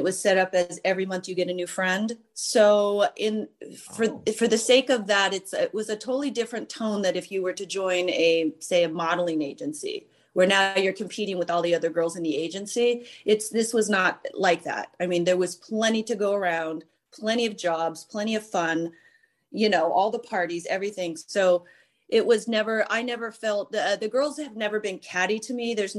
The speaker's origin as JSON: {"language": "English", "town": "Santa Barbara", "region": "California", "country": "United States", "said": "No, I'm from Santa Barbara."}